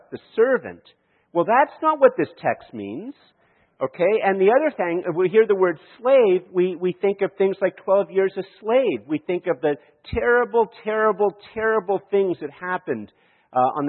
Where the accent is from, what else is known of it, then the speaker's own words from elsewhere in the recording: Canada; I am a Canadian and I live in Canada